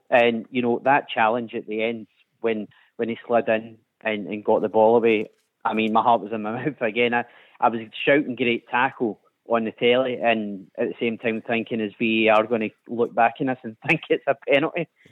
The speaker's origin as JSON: {"language": "English", "region": "Scotland", "country": "United Kingdom", "also_born_or_lived": "Gorbals, Glasgow", "said": "we're Scottish"}